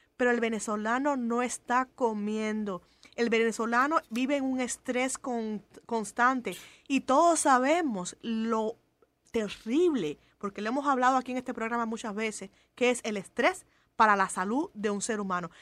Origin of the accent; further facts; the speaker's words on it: Cuba; moved away; yo como cubana